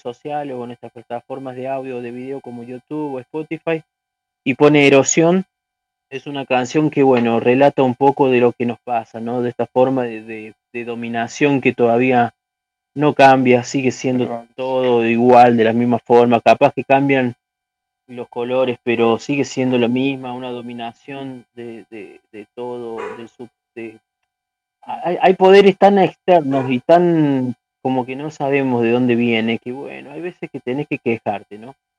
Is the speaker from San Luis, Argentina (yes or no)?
yes; San Luis, Argentina; somos de Argentina, pero nosotros somos de San Luis, una provincia que está alejada de Buenos Aires